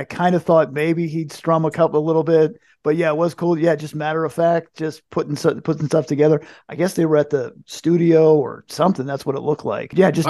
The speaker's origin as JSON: {"language": "English", "region": "New Jersey", "country": "United States", "said": "No, we're from New Jersey."}